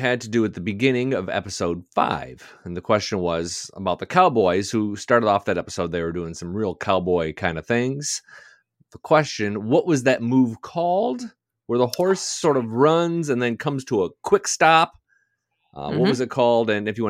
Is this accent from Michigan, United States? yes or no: yes; Detroit, Michigan, United States; I grew up in Detroit. We do not have horse. I don't even think they send Horse Illustrated to Detroit, suburbs of Detroit.